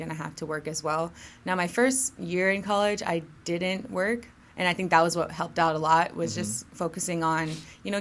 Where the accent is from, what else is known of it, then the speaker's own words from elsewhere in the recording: Grayson, Georgia, United States; I'm from Grayson. That's in Gwinnett County. That's where I grew up